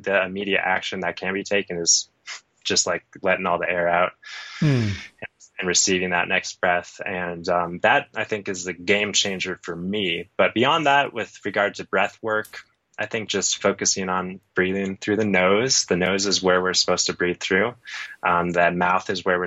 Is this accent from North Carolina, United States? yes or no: no; Phoenix, Arizona, United States; now in Colorado, United States; I grew up in Phoenix